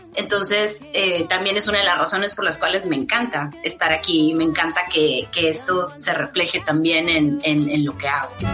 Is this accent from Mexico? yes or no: yes; Monterrey, Nuevo León, Mexico; first language Spanish; moved away as an adult; now in New York, United States; yo soy de México, soy de la ciudad de Monterrey, en el norte de México